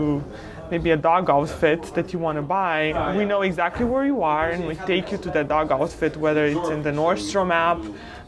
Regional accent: Romania; moved away as an adult; now in United States; was born and raised in Romania during communism

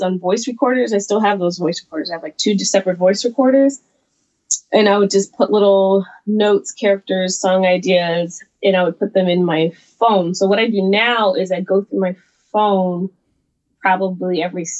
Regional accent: the South, United States; I'm from the South, and so it's very Southern

